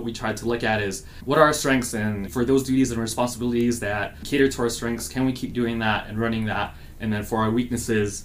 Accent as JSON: {"language": "English", "country": "Guam", "tie": "born or raised there", "also_born_or_lived": "Los Angeles, California", "moved": "yes", "lives_now": "Phoenix, United States", "said": "I grew up on Guam, which is a small South Pacific island."}